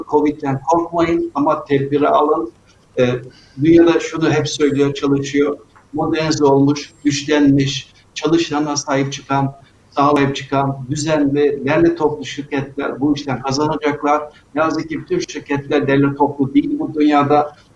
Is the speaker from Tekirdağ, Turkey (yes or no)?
no; Rize Province, Turkey; Yani bilirsiniz ben e, Rize'liyim, Karadenizliyim ve Karadenizlerde denize yüzmeyi çok severler. 6-7 yaşında boyumuz bir metre, dalganın boyu bir buçuk metre. Tabii Karadeniz dalgalıdır.